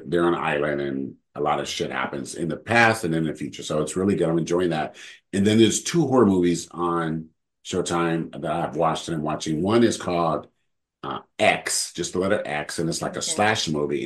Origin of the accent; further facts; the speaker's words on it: California, United States; I'm from California